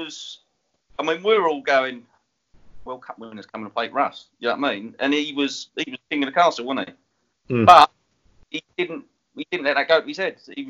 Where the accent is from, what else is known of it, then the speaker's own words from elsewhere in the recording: Enfield, London, United Kingdom; I was like, I'm from Enfield, I've got a swatch on.